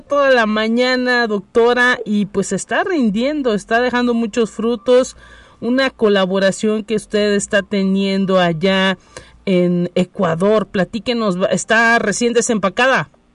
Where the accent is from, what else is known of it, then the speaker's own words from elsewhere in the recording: Mexico; los mexicanos que luego también somos muy eh, dados a tener esas creencias